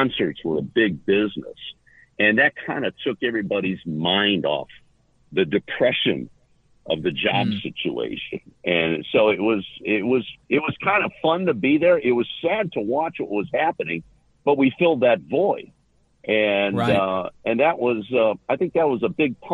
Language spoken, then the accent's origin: English; Cleveland, Ohio, United States; I was born and raised in Cleveland